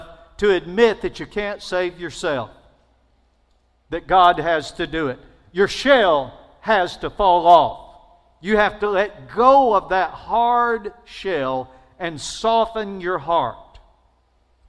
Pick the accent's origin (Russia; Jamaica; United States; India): United States; Alabama; I'm from Alabama.